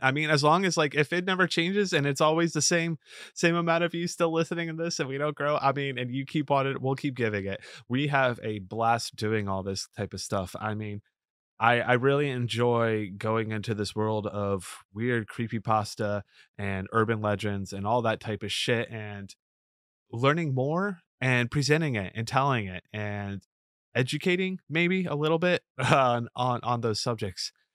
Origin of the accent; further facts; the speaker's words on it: Florida, United States; now in New York, United States; I grew up in Florida